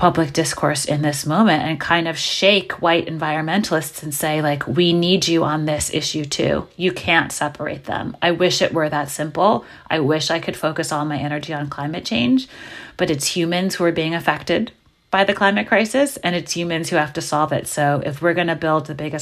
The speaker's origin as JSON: {"language": "English", "town": "New York City", "region": "New York", "country": "United States", "tie": "born or raised there", "said": "I'm from New York City and I grew up in Brooklyn in the 80s"}